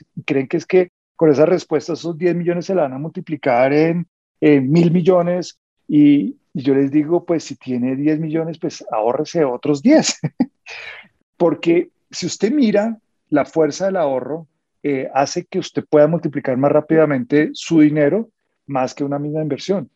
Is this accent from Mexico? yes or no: no; Colombia; como colombianos